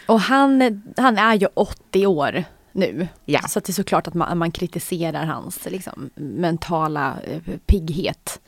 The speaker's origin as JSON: {"language": "Swedish", "country": "Sweden", "said": "som svensk"}